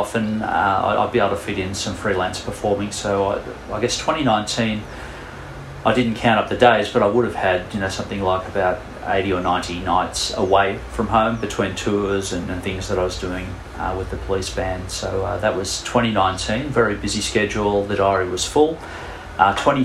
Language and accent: English; Sydney, New South Wales, Australia; I'm from Sydney. I live in Kingsgrove